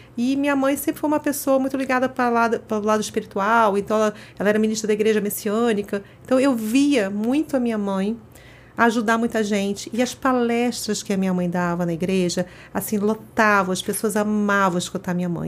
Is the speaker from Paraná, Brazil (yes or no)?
no; Rio de Janeiro, Brazil; moved away as an adult; now in São Paulo, Brazil; eu sou carioca, toda minha história começou no Rio de Janeiro, depois que acabei mudando para São Paulo.